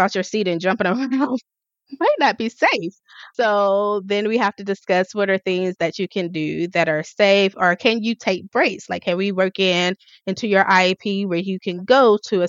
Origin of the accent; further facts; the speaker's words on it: the South, United States; I'm from the South. I say y'all.